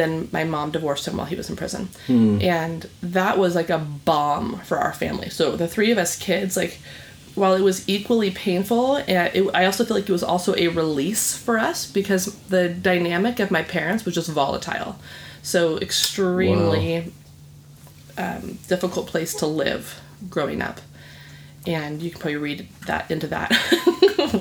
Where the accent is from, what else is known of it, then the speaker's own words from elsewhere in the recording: San Clemente, California, United States; also born or lived in Laguna Beach / Dana Point; I grew up in San Clemente. I was born in Laguna Beach, and now we're in Dana Point.